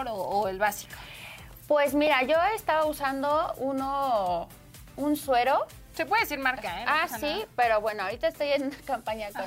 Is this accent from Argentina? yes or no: no; State of Mexico, Mexico; Se llama Saúl Ventura y está en el municipio de Ciudad Neza, porque yo soy de Estado